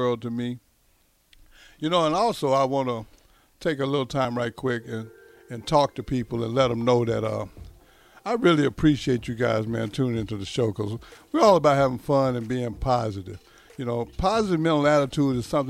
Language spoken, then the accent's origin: English; Texas, United States; moved away; also born or lived in Nebraska; I'm from Texas